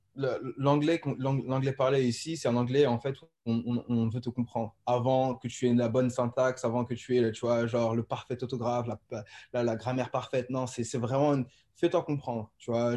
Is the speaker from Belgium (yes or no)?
no; France; now in Amsterdam, Netherlands; on est beaucoup de Français.